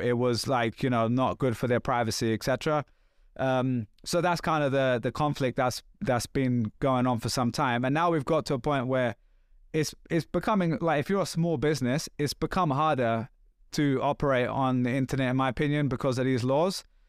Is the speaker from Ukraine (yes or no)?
no; England, United Kingdom; I'm English too